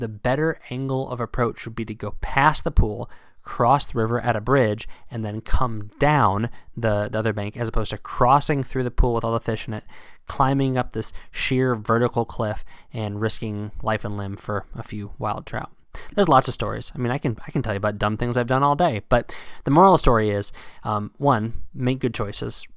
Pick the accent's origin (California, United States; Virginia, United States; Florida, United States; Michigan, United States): Virginia, United States; now in New England, United States; down south where I grew up and fishing in Virginia